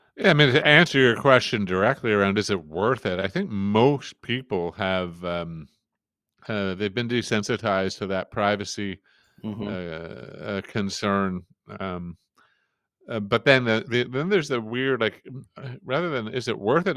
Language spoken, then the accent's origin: English; Canada; up here in, in Canada, in my part of Canada